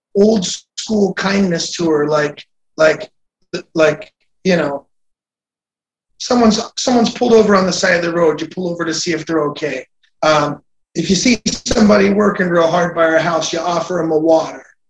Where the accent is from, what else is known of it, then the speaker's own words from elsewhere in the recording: United States; I'm an American.